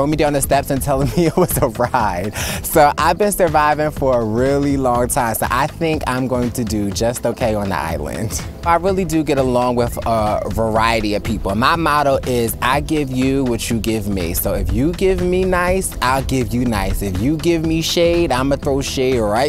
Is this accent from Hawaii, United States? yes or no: no; Philadelphia, Pennsylvania, United States; I'm from Philadelphia, PA